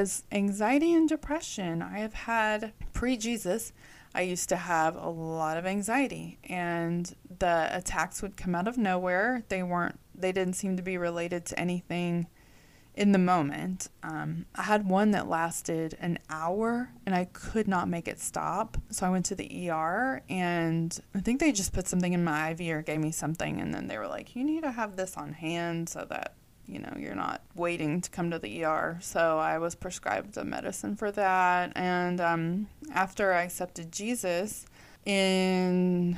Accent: Texas, United States; They called me y'all because I was from Texas

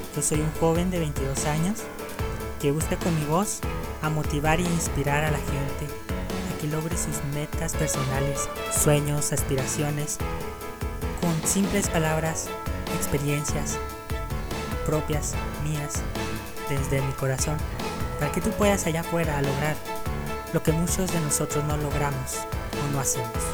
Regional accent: Mexico; México, claro, mi país de origen

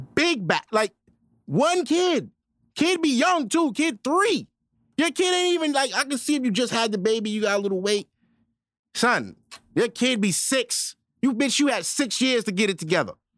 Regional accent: New York City, New York, United States; I'm from Brooklyn, New York, born and raised.

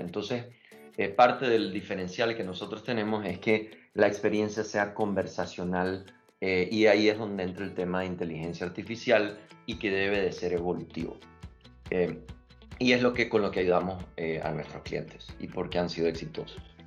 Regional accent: Panama; also born or lived in Nicaragua; Yo soy nicaragüense, crecí en Panamá

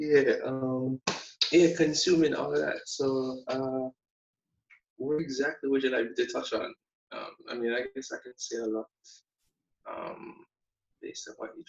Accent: Montego Bay, St. James, Jamaica; growing up in Montego Bay, well, St. James is in America, you know, country boy.

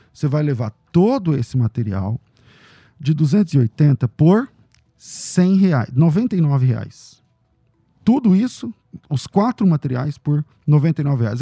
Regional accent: Northeast Region, Brazil; eu sou do Nordeste

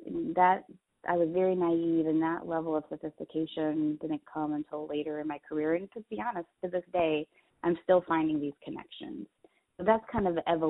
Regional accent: Cleveland, Ohio, United States; moved away; I grew up in Cleveland, Ohio

